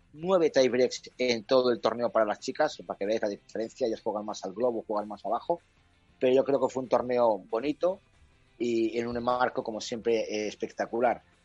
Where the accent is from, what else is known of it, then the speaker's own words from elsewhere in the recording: Valladolid, Castile and León, Spain; como vallisoletano